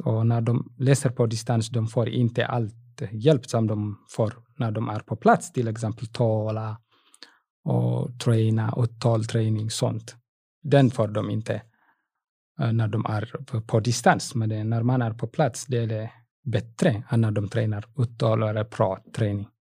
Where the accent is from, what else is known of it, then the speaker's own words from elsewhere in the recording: Eritrea; Swedish is a second language; moved away as an adult; now in Ludvika, Sweden; jag var lärare, matte och fysiklärare i Eritrea på gymnasietnivå. När jag kom hit